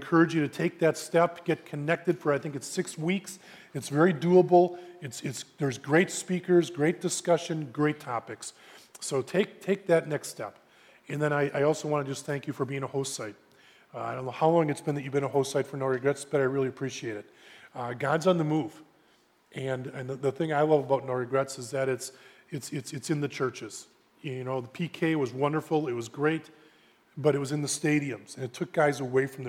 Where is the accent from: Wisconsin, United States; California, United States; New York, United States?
Wisconsin, United States; Brookfield; also born or lived in Minneapolis; I grew up in Brookfield. I've been there pretty much my whole life